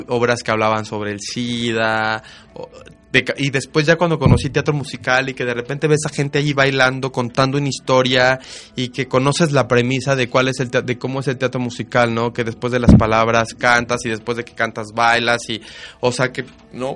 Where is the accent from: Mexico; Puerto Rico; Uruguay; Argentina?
Mexico; no cambiaría México y no lo cambiaría por esa parte que tenemos los mexicanos que ni nosotros nos damos cuenta